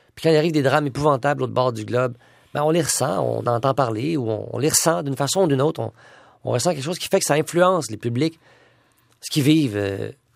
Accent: Quebec, Canada; Je m'identifie beaucoup aux Québécois. Moi, je suis un Québécois moyen

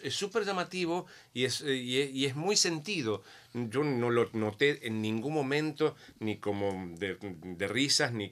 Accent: Argentina; O sea, eh, yo soy argentino, no lo conocía

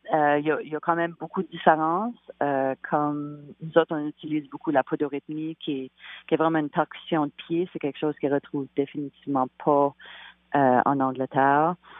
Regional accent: Canada; Vu qu'on est acadien, on a vraiment des bases de musique de, nos régions respectives de, l'île du Prince-Édouard, des îles de la Madeleine

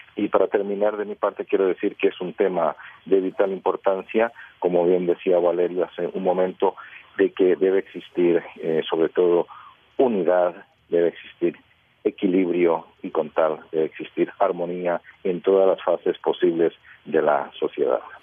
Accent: Costa Rica; now in Prague, Czech Republic; yo soy de Costa Rica

